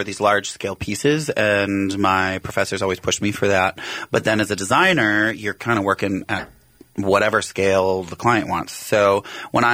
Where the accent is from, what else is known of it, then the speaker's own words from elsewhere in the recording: Ridgeland, Wisconsin, United States; Originally Ridgeland, Wisconsin, which is a town of 260 people